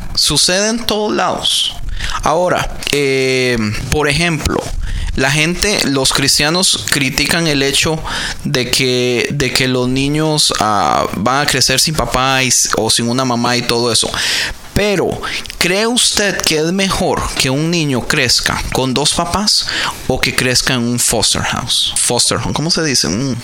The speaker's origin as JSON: {"language": "Spanish", "country": "Costa Rica", "moved": "yes", "lives_now": "United States", "said": "decimos en Costa Rica"}